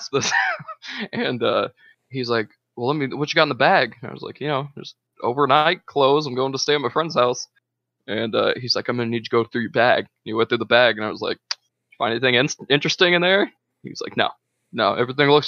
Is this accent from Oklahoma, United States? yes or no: no; Walton, Indiana, United States; moved away; I lived in Walton, which we only have like a population of like 1,500, if that. And then Kokomo is one of the bigger towns around my hometown.